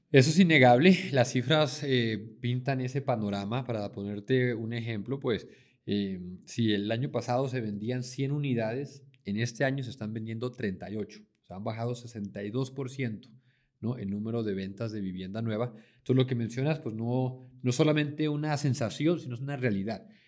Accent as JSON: {"language": "Spanish", "country": "Mexico", "moved": "as an adult", "lives_now": "Medellín, Colombia", "said": "mexicano, pero llevo ya 10 años viviendo acá en Medellín"}